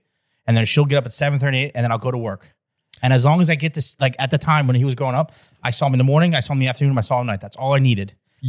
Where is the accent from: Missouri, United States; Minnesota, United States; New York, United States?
Minnesota, United States; We're from Minnesota. We play ice hockey.